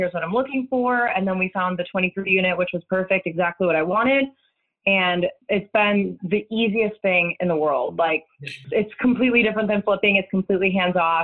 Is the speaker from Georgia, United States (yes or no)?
no; Chicago, Illinois, United States; moved away as an adult; now in Indianapolis, United States; I'm originally from Chicago suburbs, but I've been living in Indianapolis for about the last 10, 11 years.